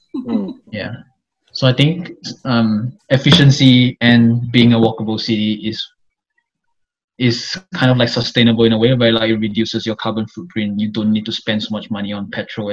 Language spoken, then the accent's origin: English; Kuala Lumpur, Malaysia; moved away as an adult; now in Melbourne, Australia; I'm from Kuala Lumpur.